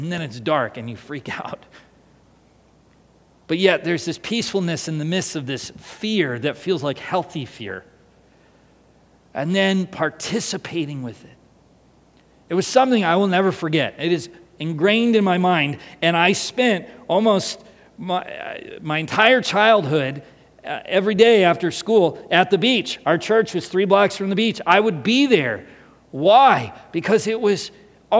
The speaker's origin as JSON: {"language": "English", "town": "San Diego", "region": "California", "country": "United States", "tie": "born or raised there", "also_born_or_lived": "Seattle, Washington", "said": "in 1988, we moved from Seattle to San Diego, California."}